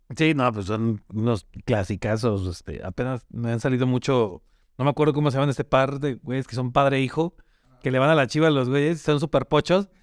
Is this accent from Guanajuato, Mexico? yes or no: yes; León, Guanajuato, Mexico; somos de León